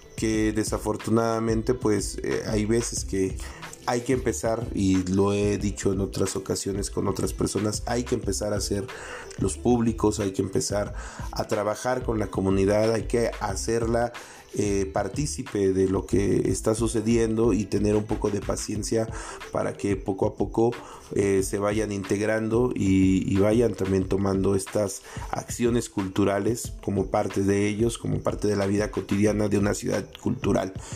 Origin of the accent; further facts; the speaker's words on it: Mexico; como población, como mexicanos, no sé, o mixtecos